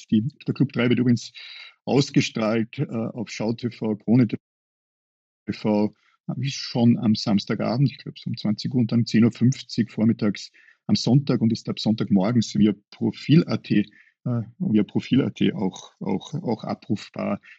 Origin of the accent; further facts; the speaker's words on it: Upper Austria, Austria; Würde ich als Oberösterreicher ähnlich sehen